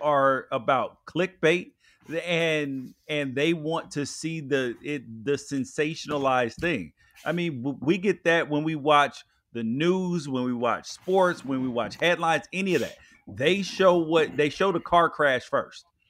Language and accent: English; Memphis, Tennessee, United States; I grew up in Memphis